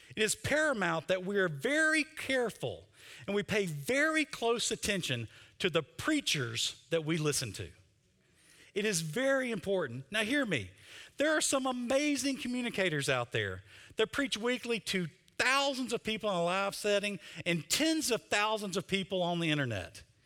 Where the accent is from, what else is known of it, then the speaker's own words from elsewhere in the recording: Mississippi, United States; I'm from Mississippi